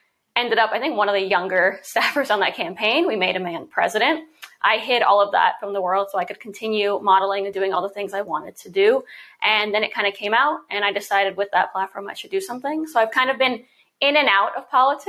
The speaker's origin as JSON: {"language": "English", "town": "New York City", "region": "New York", "country": "United States", "tie": "born or raised there", "said": "I was born and raised in New York City"}